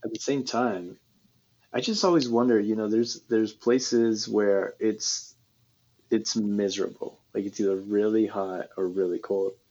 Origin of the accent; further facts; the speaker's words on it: Kansas, United States; now in California, United States; I'm obviously from Kansas, and then when I moved to California